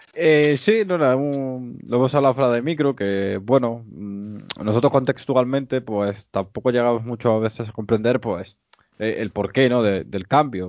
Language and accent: Spanish; Spain; no somos los españoles